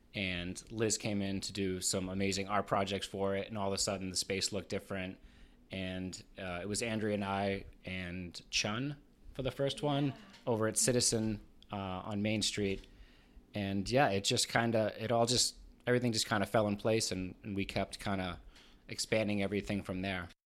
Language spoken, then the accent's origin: English; Boston, Massachusetts, United States; moved away as an adult; now in Richmond, United States; I grew up right outside of Boston